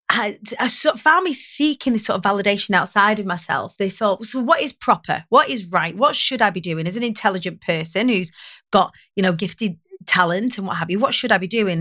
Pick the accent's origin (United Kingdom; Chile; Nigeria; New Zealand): United Kingdom; Preston, North West England; I grew up on the Council of Estates of Preston